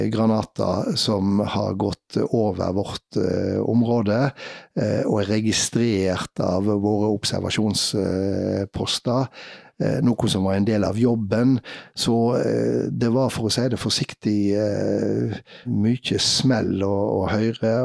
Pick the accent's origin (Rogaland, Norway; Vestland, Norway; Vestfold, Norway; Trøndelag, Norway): Vestland, Norway; Vaksdal; jeg var redaktør for ei lokalavis i heimkommunen min, Vaksdal